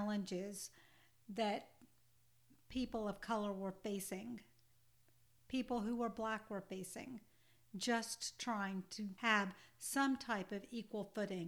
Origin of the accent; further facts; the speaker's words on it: Georgia, United States; I grew up in the South in Georgia in the 1970s